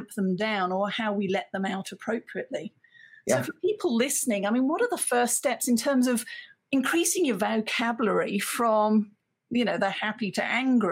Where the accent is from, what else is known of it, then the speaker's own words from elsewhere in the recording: United Kingdom; as a British woman, certainly as I grew up